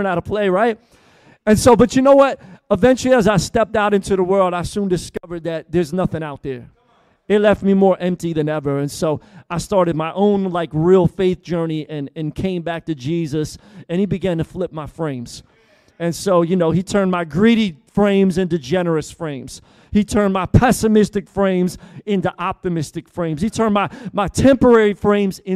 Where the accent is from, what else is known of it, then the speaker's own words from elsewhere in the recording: Philadelphia, Pennsylvania, United States; now in Tampa, United States; Originally, I'm from Philly. I grew up in church